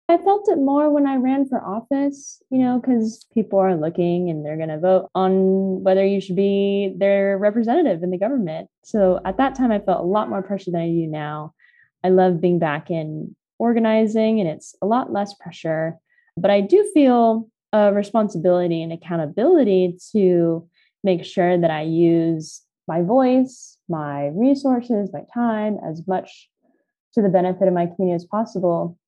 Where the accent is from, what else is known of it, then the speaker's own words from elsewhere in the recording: California, United States; I was born and raised in California.